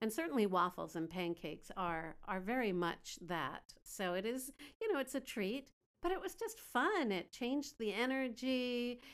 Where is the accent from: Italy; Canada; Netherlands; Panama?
Canada; now in Beijing, China; I'm a Canadian gal living in Beijing